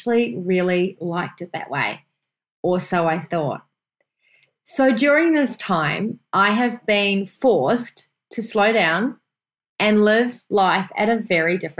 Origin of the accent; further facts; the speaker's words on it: New Zealand; moved away; my home country, New Zealand